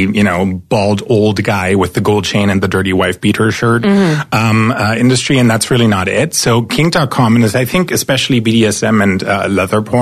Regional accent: East Germany, Germany; moved away as an adult; now in United States; I'm an immigrant from East Germany. So I grew up behind the wall.

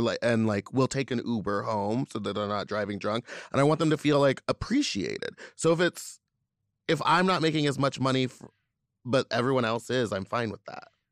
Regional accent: Louisiana, United States; I'm from Louisiana

